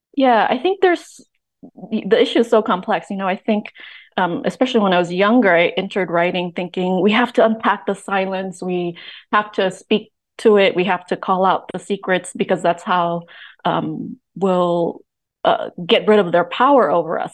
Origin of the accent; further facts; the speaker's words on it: Oakland, California, United States; also born or lived in Vietnam; I grew up in Oakland